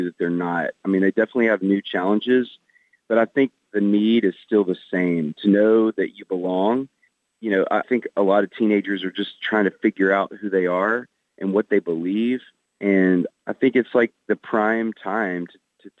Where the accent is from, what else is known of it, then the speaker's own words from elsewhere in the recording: the South, United States; I grew up in the South. Everybody kind of says they're Christians around here.